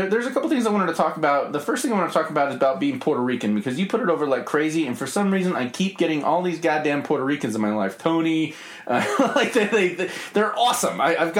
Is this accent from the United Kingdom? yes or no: yes; England, United Kingdom; also born or lived in Mexico; I was born in Hachette, Mexico. We moved to England when I was age 3. My dad joined the military.